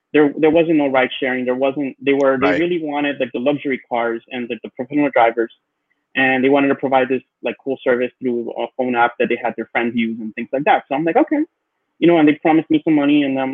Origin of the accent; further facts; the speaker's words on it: New York City, New York, United States; growing up in Queens